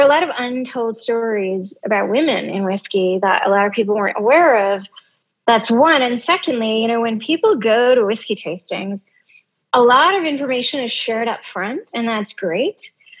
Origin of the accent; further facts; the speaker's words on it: Greece; now in United States; Middle East, grown up in a Greek island, moving to the US, you know, that's a unique experience. And being Indian, no one else can do that.